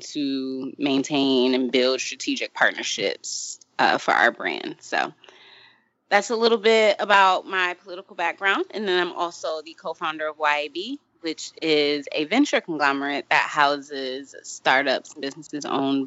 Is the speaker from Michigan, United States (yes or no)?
yes; Michigan, United States; I'm from Michigan